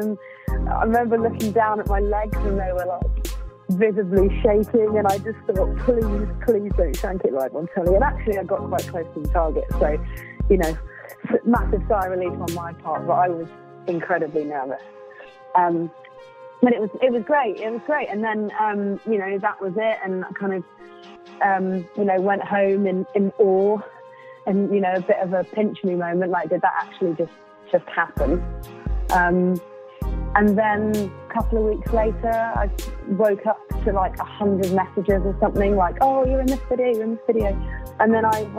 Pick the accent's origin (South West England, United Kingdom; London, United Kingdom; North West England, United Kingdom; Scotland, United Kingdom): South West England, United Kingdom; I grew up in Southwest England